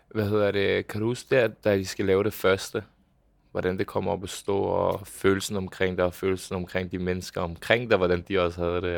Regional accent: Bagsværd, Capital Region of Denmark, Denmark; hvor jeg er opvokset hen. Det var øh, ude i Bagsvær, et lille boligområde

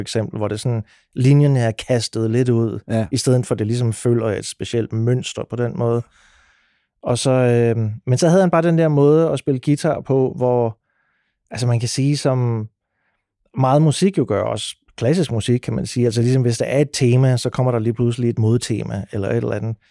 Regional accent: Sønderborg, Southern Denmark, Denmark; når man er født og opvokset i Sønderborg

